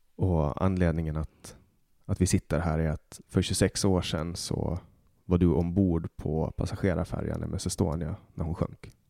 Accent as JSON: {"language": "Swedish", "town": "Mariehamn", "country": "Åland Islands", "tie": "born or raised there", "said": "min hemstad Mariehamn"}